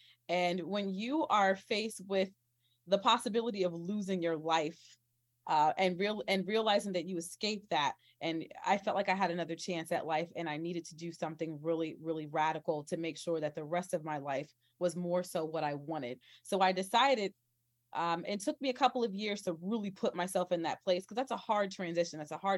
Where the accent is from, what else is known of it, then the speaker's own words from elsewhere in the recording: New Jersey, United States; also born or lived in Oklahoma / Texas / Kansas; I'm originally from New Jersey, but I spent a lot of my life in the Midwest or South or whatever you want to call it, kind of in that Oklahoma, Texas, Kansas region.